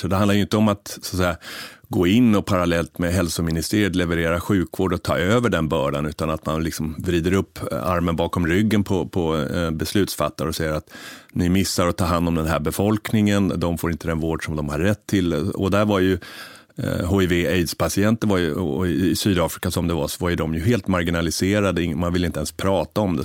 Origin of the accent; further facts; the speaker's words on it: Sweden; som svensk man